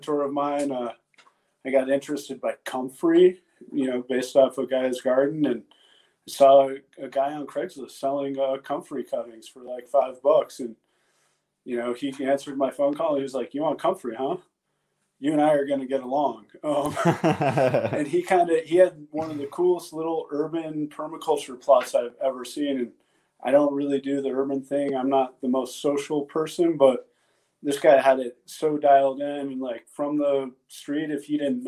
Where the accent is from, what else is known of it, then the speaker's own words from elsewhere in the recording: Colorado, United States; moved away as an adult; also born or lived in Indiana / Kentucky / Montana; now in Hamilton, Montana, United States; I grew up in Colorado